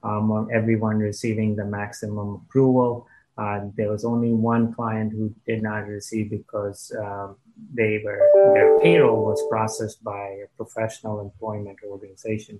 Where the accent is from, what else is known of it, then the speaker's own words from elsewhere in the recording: India; also born or lived in Dayton, Ohio, United States; now in United States; my parents got divorced, went back to India, grew up there